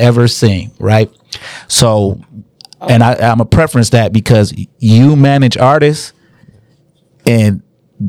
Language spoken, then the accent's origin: English; Inkster, Michigan, United States; we're from Inkster